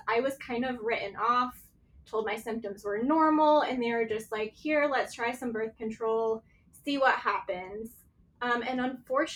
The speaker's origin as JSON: {"language": "English", "region": "East Coast", "country": "United States", "tie": "born or raised there", "moved": "yes", "lives_now": "Scottsdale, United States", "said": "growing up on the East Coast"}